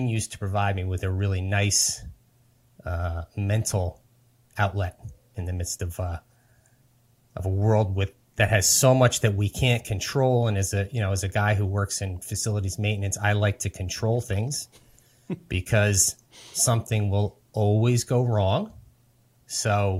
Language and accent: English; New Jersey, United States; Born and raised in New Jersey, live here right now